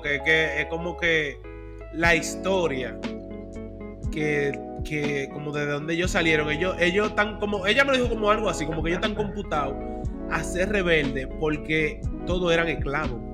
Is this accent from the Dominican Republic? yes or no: yes; Dominican Republic; moved away as an adult; now in United States; nosotros que, que nos criamos en República Dominicana